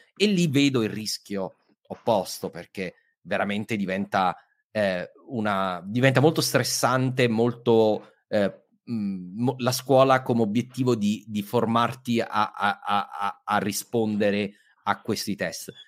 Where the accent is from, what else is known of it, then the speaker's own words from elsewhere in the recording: Southern Italy, Italy; io sono meridionale